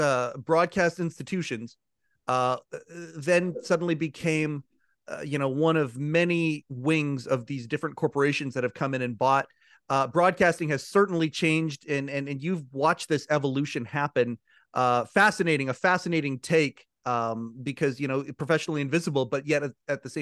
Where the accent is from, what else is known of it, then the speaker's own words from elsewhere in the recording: Canada; I'm a Canadian, but we had all the American feeds up here, of course, growing up